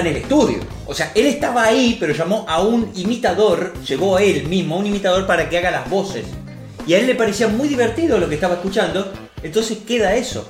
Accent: Rosario, Santa Fe, Argentina; acá en Rosario. No somos argentinos, somos rosarinos

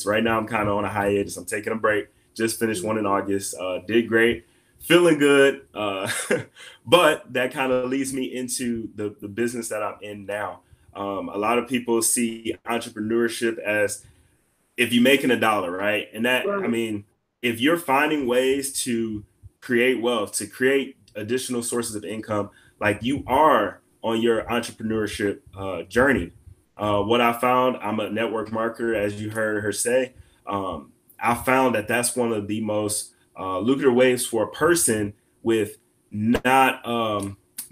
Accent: Detroit, Michigan, United States; moved away as an adult; now in Missouri, United States; I grew up in Detroit

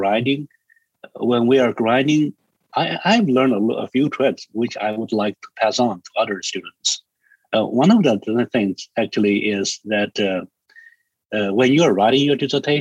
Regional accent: China; English is a second language; moved away; I'm from China

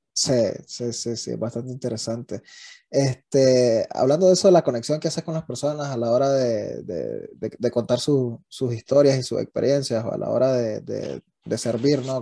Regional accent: Nueva Segovia, Nicaragua; yo soy de Gubilino a Segovia, en, en, el norte de Nicaragua, que es frontera con Honduras

